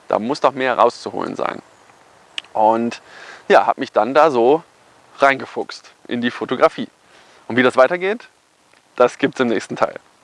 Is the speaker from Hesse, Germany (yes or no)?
yes; Kassel, Hesse, Germany; also born or lived in Cologne; dann habe ich den Rest wieder in meiner Heimat in Kassel fertig studiert